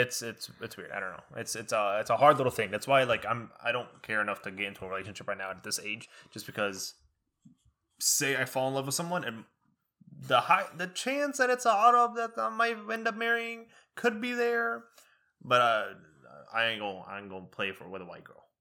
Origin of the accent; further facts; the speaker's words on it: United States; first language Arabic; English is a second language; we learning English in school in America. We go home and we speak Arabic